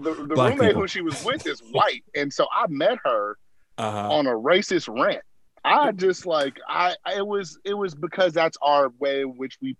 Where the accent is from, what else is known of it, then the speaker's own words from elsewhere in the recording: Berkeley, California, United States; Originally from Berkeley, California, same place as our good old VP. Went to schools that our good old VP went to.